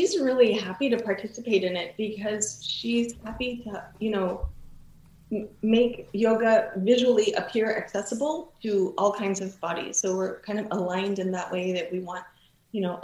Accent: Texas, United States; moved away as an adult; also born or lived in California; And then I moved to Texas, moved back, you know, to my home state

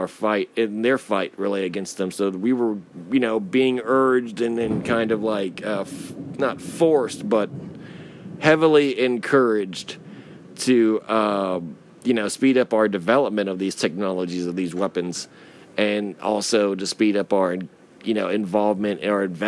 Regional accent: United States; as an American

